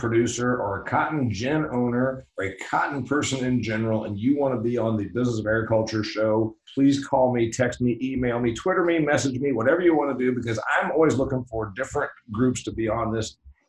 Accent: Indiana, United States; And I'm from Indiana, which means I either picked on or around the country

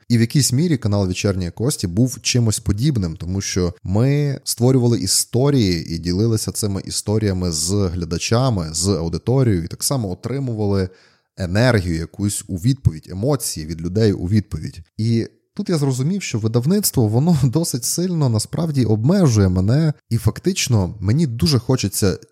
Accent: Zakarpattia Oblast, Ukraine; В нас на Закарпатті є такий дуже класний вислів

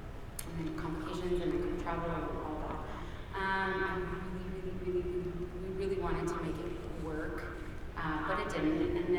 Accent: Canada; also born or lived in England; I've never experienced that cold in my life, and I am Canadian. I lived in England, like, my life

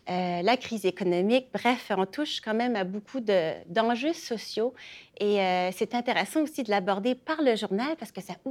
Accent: Acadia, Canada; moi, ça, me rejoint personnellement comme je suis acadienne.

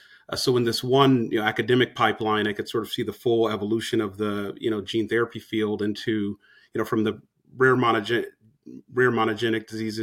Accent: Los Angeles, California, United States; Well, so I'm originally from the West Coast, from Los Angeles. I went to college on the East Coast

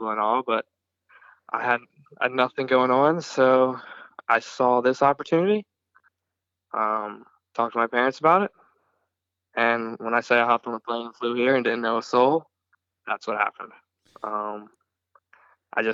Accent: Prince Frederick, Maryland, United States; moved away as an adult; also born or lived in South Carolina; now in Australia; I'm from Prince Frederick, Maryland, and I'm just a kid that likes racing dirt bikes

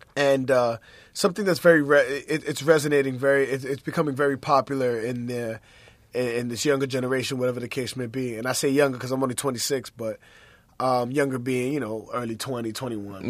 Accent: East Coast, United States; born and raised on the East Coast

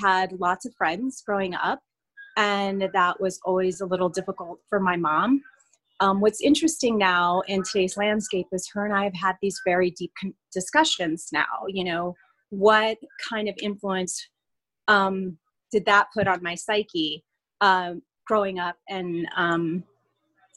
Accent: Fresno, California, United States; also born or lived in Madera; I grew up in the Central Valley of California, so Fresno, Madera

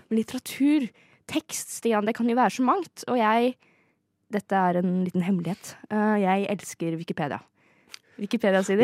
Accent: Fetsund, Akershus, Norway; Jeg er jo egentlig fra Fettsund

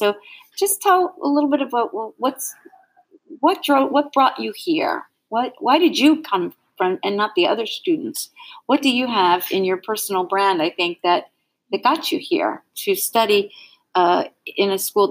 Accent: United States; I'm an American.

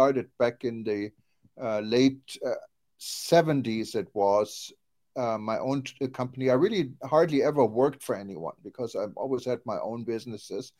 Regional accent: Düsseldorf, North Rhine-Westphalia, Germany; moved away as an adult; now in United States; my hometown, Düsseldorf

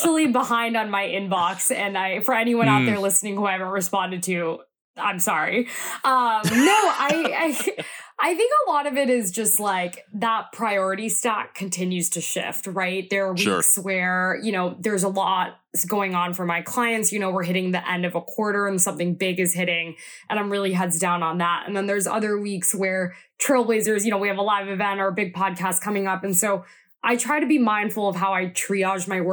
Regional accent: Atlanta, Georgia, United States; I'm originally from the Atlanta area

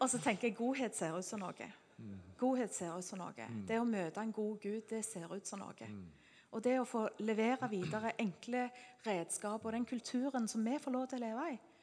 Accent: Norway; Siden vi er nordmenn

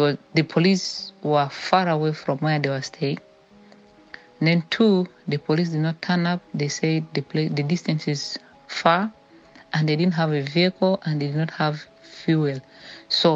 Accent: Central Equatoria, South Sudan; I am from Central Equatoria State

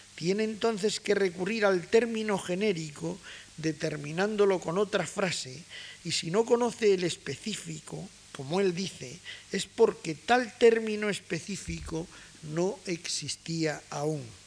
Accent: Granada, Andalusia, Spain; soy granadino como Casares

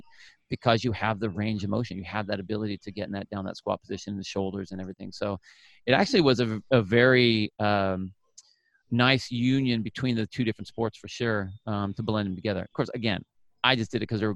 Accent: Phoenix, Arizona, United States; moved away as an adult; also born or lived in California; born in California. I grew up in Arizona. So from like 5 years old to like high school was in Phoenix

